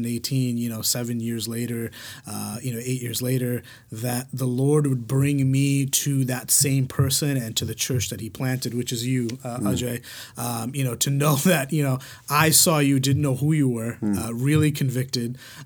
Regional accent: New York, United States; moved away as an adult; I was born and raised in New York. I was there for like the first 26 years of my life

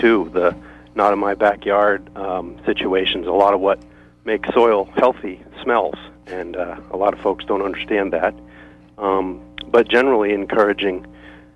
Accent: Maine, United States; my time in Maine and growing up and my family being here for a couple generations

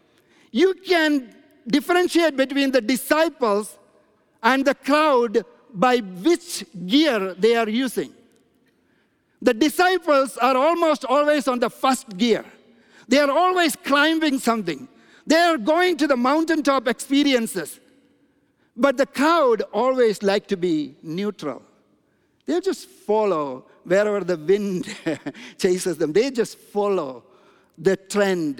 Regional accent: India; moved away; I'm from India

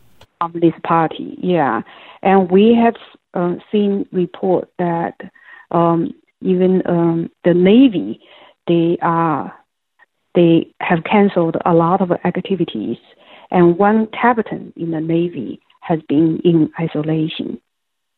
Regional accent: Wuhan, Hubei, China; moved away as an adult; now in United States; I was born and raised in Wuhan. I grew up there.

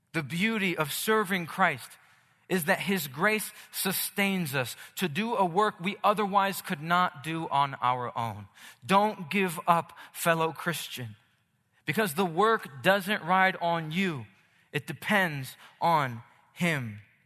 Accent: Philadelphia, Pennsylvania, United States; now in Los Angeles, United States; I'm from Philly

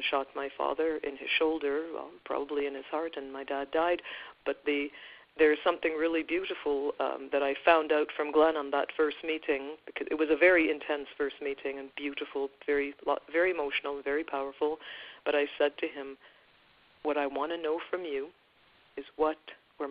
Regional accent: Guyana; now in Canada; We are from Guyana, South America. We moved to Canada because we were seeking a better life

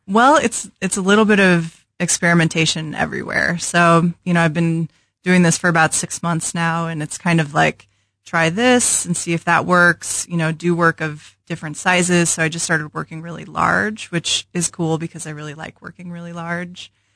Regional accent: St. Louis, Missouri, United States; moved away as an adult; also born or lived in Chicago / Lawrence, Kansas; now in Kansas City, United States; I grew up in Saint Louis

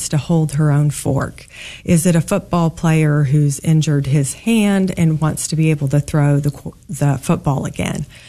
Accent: Kansas, United States; born or raised there; also born or lived in St. Louis, Missouri

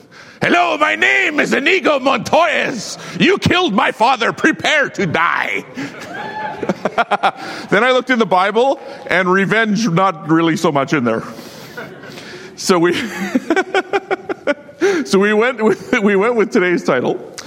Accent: Saskatchewan, Canada; I'm from Saskatchewan

